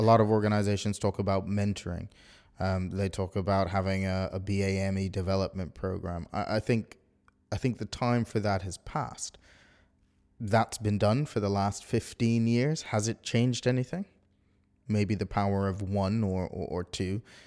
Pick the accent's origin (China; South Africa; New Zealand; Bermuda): Bermuda; now in United Kingdom; I'm not from the U K, I'm from Bermuda